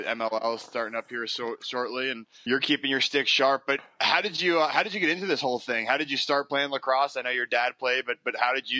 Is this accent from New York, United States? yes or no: yes; West Islip, New York, United States; I grew up on Long Island and West Islip.